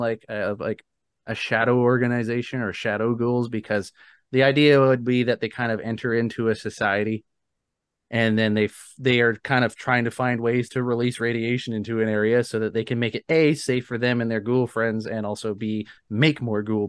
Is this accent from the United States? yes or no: no; Canada; I'm a Canadian